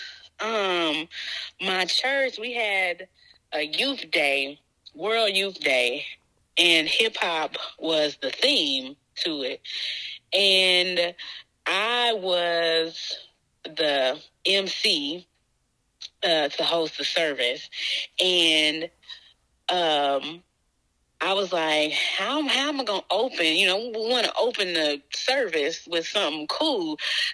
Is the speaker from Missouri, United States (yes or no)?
yes; Kansas City, Missouri, United States; born and raised. Kansas City, Missouri